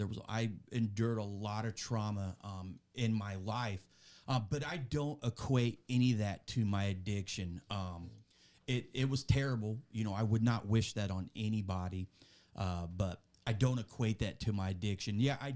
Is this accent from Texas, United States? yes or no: no; West Frankfort, Illinois, United States; I was born and raised here in Southern Illinois, a little small town just south of us here, West Frankfort. I was born there in 1984, grew up there all my life